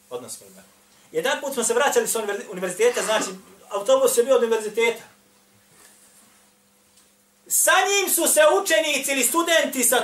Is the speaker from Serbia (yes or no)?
no; Bosnia & Herzegovina